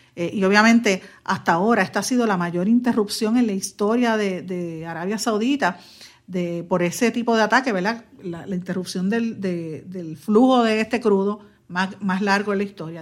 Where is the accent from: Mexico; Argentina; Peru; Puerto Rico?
Puerto Rico; Guaynabo; mi pueblo de Guaynabo